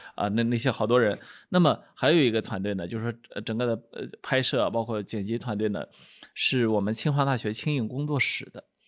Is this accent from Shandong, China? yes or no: yes; Shandong, China; 因为我是个山东人